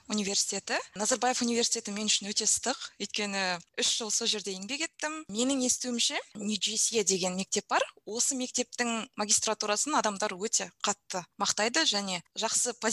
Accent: Semey, Abai Region, Kazakhstan; менің туған жерім семей

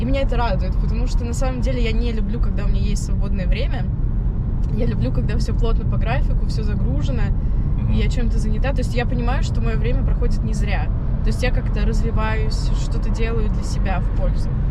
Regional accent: Penza, Penza Oblast, Russia; moved away as an adult; now in Moscow, Russia; я родом из Пензы

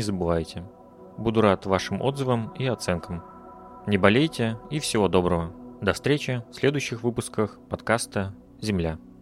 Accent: Northern Udmurtia, Russia; я вот сам, я из Северной Удмуртии

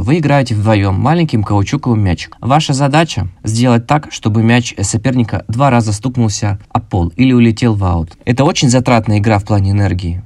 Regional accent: Krasnodar, Krasnodar Krai, Russia; мне 29, я из Краснодара

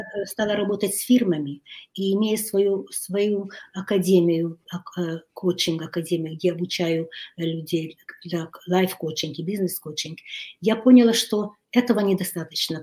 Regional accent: Kyiv, Ukraine; moved away as an adult; now in Hungary; Я родилась в Киеве. Mm-hmm. И, э, училась э, в киевском э, китайском интернате. Я выросла

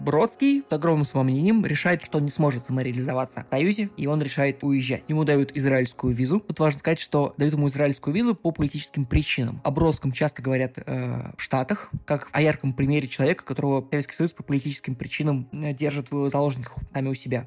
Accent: Saint Petersburg, Russia; я из Петербурга

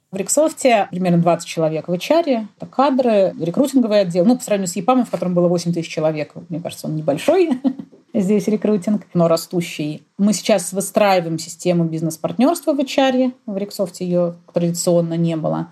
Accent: Russia; я выросла в России

